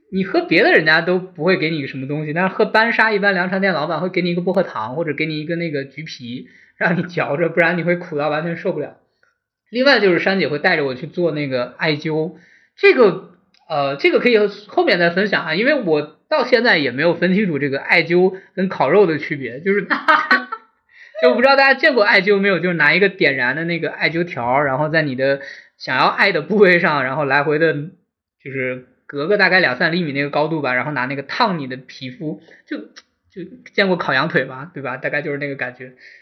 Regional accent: northern China, China; moved away as an adult; now in Guangdong, China; 我作为一个北方人，

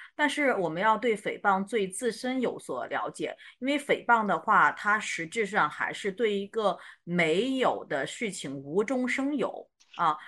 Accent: Shandong, China; 因为我山东人

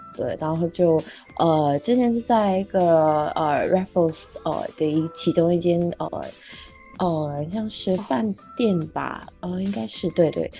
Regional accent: Singapore; 我们新加坡人就大， 大多数都在用华人，然后掺一点马来话

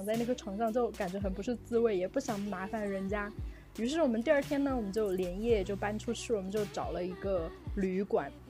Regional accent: China; 你在中国你要遵守我们中国人的规矩，OK？

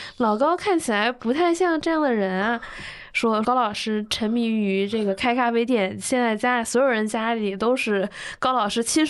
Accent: Dalian, Liaoning, China; 其实我大连人嘛，

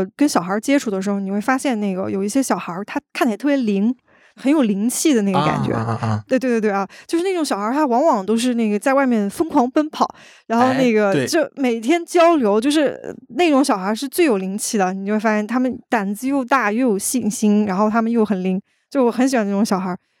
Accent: Northeast China, China; 我记得我上大学的时候有一次有一个事儿特别有意思，就我是东北人嘛，然后我要往那个黑龙江那边坐火车

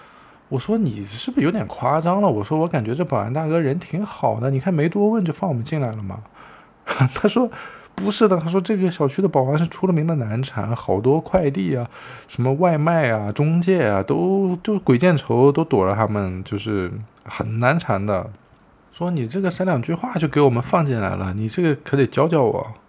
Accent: Korla, Xinjiang, China; also born or lived in Beijing; now in Shenzhen, China; 一个库尔勒的小男孩儿，怎么一下子变成了一个在深圳租房的中年人

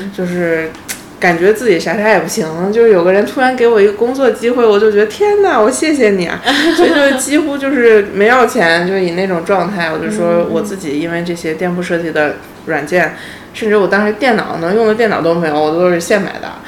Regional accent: Beijing, China; also born or lived in Japan / Shenzhen / Shanghai; 我是北京人，我老公是上海人，然后我们自己家里有房

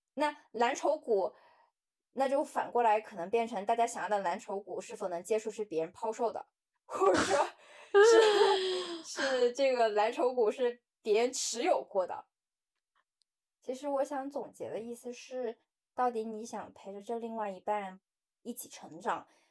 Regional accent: Guangdong, China; moved away as an adult; now in Shanghai, China; 因为通常像我们广东那边很多的同学，他们都是刚毕业大学毕业二十几岁就已经结婚了

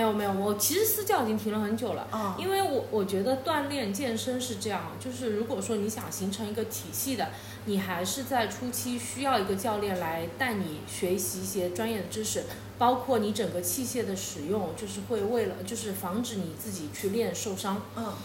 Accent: China; 我们大陆这边好像，特别我们这小城市

